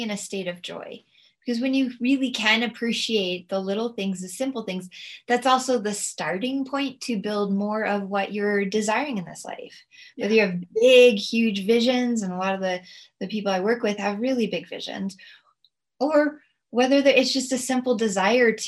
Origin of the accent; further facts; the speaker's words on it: United States; as an American